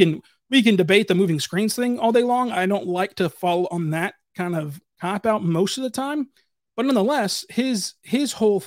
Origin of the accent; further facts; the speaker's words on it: Kentucky, United States; Favorite restaurants in OKC, because I'm from Kentucky.